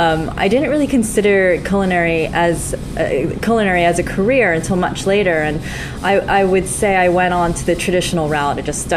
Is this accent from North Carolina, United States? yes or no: no; Summit, New Jersey, United States; moved away as an adult; also born or lived in New York / San Francisco; now in London, United Kingdom; I'm American. I was born in New Jersey, in Summit, New Jersey, and born and bred in that great state.